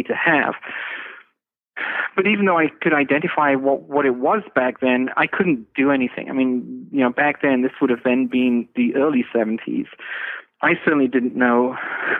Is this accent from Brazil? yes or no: no; England, United Kingdom; I'm from England. You know, when I grew up, there was no internet